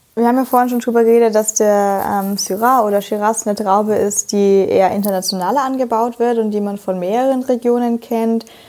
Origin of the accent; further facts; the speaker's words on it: Franconia, Bavaria, Germany; ich bin Franke